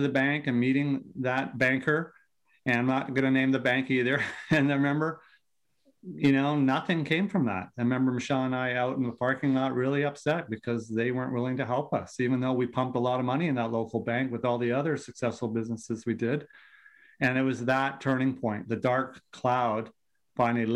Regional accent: Vancouver, British Columbia, Canada; accent: Canadian; Born and raised in Vancouver on the West Coast

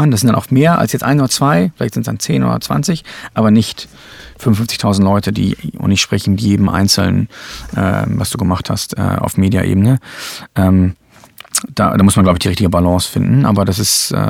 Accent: Germany; ich bin in Deutschland aufgewachsen, da wusste ich überhaupt nichts von.

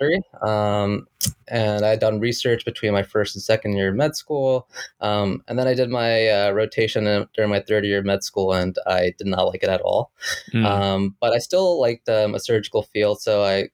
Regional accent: New Jersey, United States; I was born and raised in New Jersey, where I currently practice.

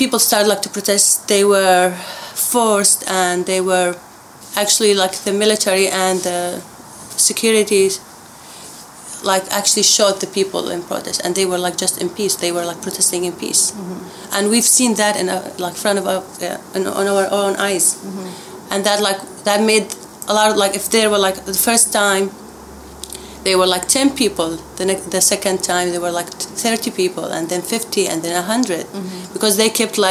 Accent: Daraa, Daraa Governorate, Syria; moved away; also born or lived in Abu Dhabi, UAE; I lived in Daraa, south Syria. It's a small city, so it's like about 600,000 people

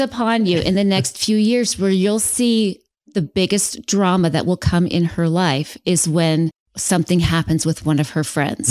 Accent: West Valley City, Utah, United States; moved away as an adult; now in Phoenix, United States; I am originally from Salt Lake. So I was born and raised in West Valley

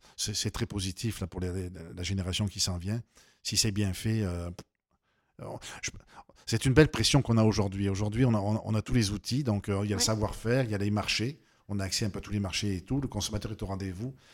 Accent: Avignon, Provence-Alpes-Côte d'Azur, France; moved away as an adult; also born or lived in Costières de Nîmes; now in Quebec, Canada; à Avignon, dans ma ville d'origine

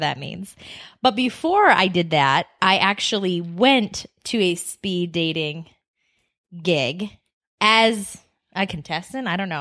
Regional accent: Boston, Massachusetts, United States; moved away as an adult; now in Scottsdale, Arizona, United States; I am also from Boston

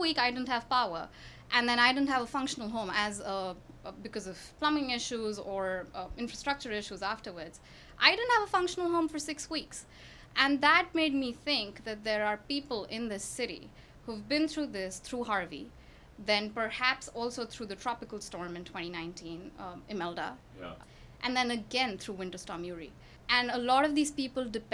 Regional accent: New Delhi, Delhi, India; moved away as an adult; now in Houston, United States; I grew up in New Delhi in India

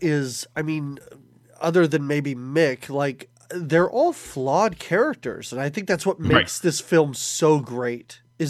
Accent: Philadelphia, Pennsylvania, United States; I'm from the Philadelphia area

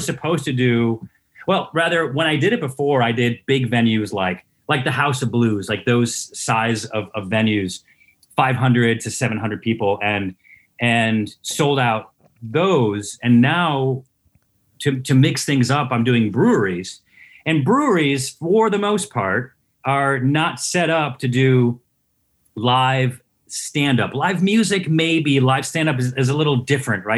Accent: Syracuse, New York, United States; I'm from Syracuse

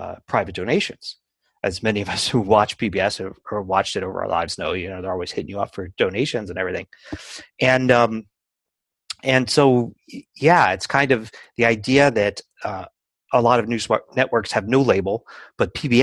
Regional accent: Philadelphia, Pennsylvania, United States; moved away; I'm from Philadelphia

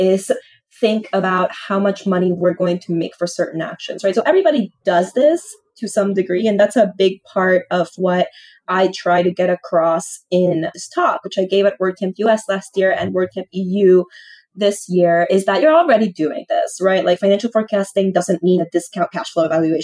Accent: Lima, Peru; I was born in Lima and I grew up, you know, close to downtown in a big apartment building

